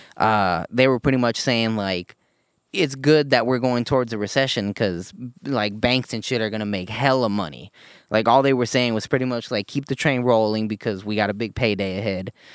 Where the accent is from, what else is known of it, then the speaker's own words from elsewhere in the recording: United States; as an American